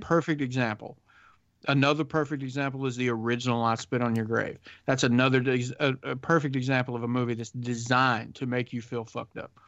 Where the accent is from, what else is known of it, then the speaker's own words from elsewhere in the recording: the South, United States; I grew up in the South